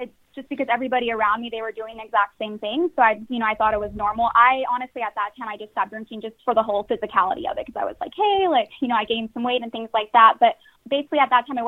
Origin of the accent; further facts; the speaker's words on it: San Antonio, Texas, United States; I am from San Antonio, Texas